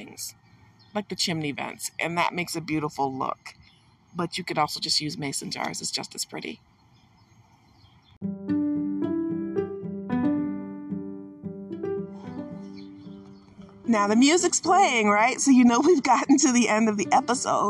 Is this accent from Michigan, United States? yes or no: yes; Michigan, United States; I'm from Michigan, and because of that, you know I'm surrounded by water